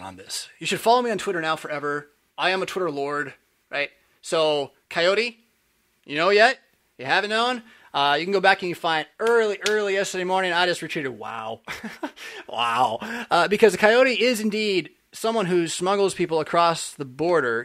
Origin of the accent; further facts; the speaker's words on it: California, United States; I'm from California